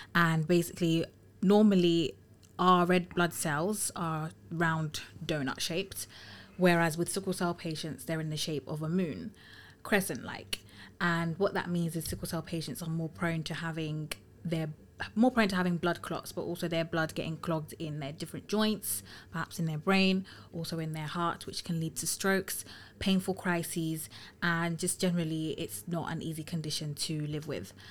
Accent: London, United Kingdom; also born or lived in Tottenham / Finsbury Park; I'm a London girl through and through, born and raised in London

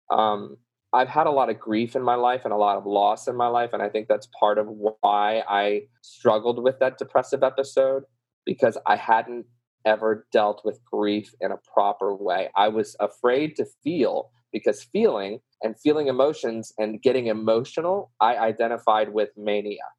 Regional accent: the South, United States; accent: southern; it's not easy, y'all, and that's my southern accent coming out, y'all.

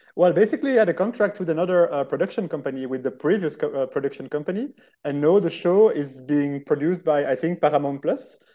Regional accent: Brussels, Brussels-Capital Region, Belgium; first language French; English is a second language; I am actually from Brussels and I'm podcasting from Brussels at the moment

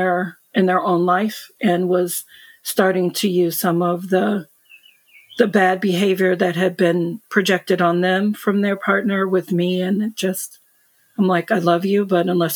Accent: United States; I'm American

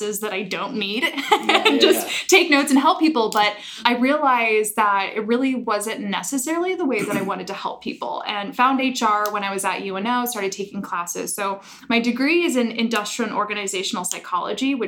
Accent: Omaha, Nebraska, United States; born and raised in Omaha

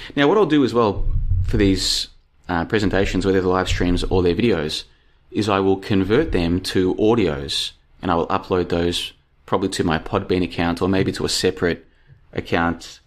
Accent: Australia; moved away as an adult; also born or lived in Brisbane; now in Bulgaria; I'm a thirty-five-year-old dude living in Bulgaria at the moment, and I grew up in Australia, as you can probably tell from my accent.

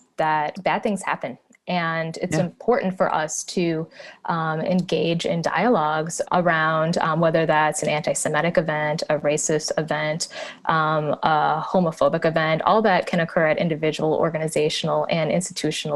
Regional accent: Minneapolis–Saint Paul, Minnesota, United States; I grew up in the Twin Cities

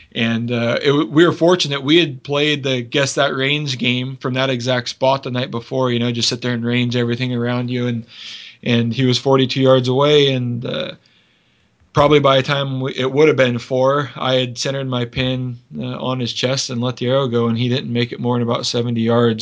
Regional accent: Washington, United States; my home state of Washington

